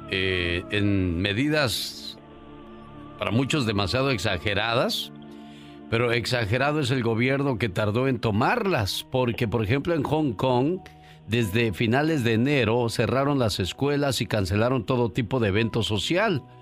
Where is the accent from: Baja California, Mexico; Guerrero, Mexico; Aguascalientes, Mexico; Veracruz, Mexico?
Guerrero, Mexico; Un día salí de Guerrero, pero Guerrero nunca salió de mí.